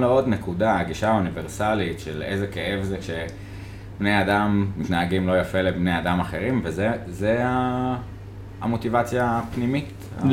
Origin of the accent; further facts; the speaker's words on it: Jerusalem, Jerusalem District, Israel; אני כירושלמי